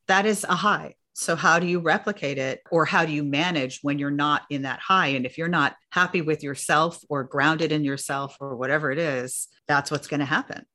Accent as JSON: {"language": "English", "town": "New York City", "region": "New York", "country": "United States", "tie": "born or raised there", "said": "I grew up in New York City"}